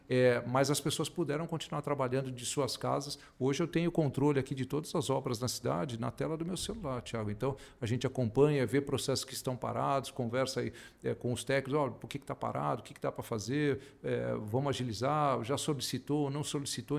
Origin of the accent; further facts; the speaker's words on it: Brazil; moved away; also born or lived in Australia; voltar para o Brasil aqui estão as minhas raízes